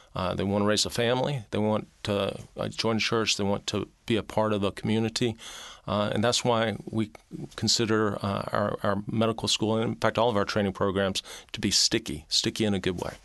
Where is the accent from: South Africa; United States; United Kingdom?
United States; Mobile, Alabama; moved away as an adult; also born or lived in Tennessee / Georgia; now in Arkansas, United States; I was born in Mobile, Alabama